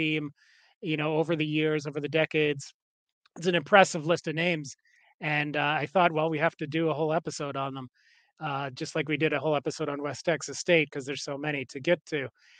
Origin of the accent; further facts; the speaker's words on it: Calgary, Alberta, Canada; moved away; I grew up in Calgary in Alberta